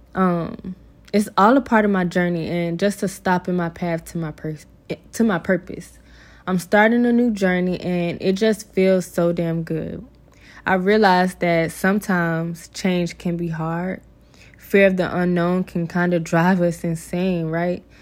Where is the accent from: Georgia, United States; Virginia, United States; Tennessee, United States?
Georgia, United States; moved away as an adult; I'll be moving back to my hometown in Georgia